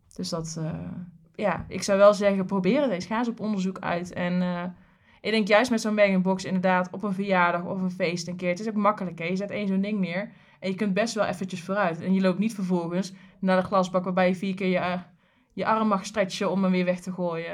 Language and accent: Dutch; Tilburg, North Brabant, Netherlands; ik kom uit Krijkenstad, hè, dus Kruikenzeiker